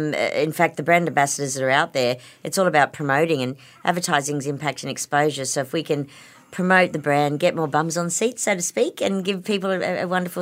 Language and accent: English; Campbelltown, New South Wales, Australia; now in Kirribilli, Australia; I did my HSC in 87. I moved from Campbelltown to Kirribilli, so we went from one extreme to the other.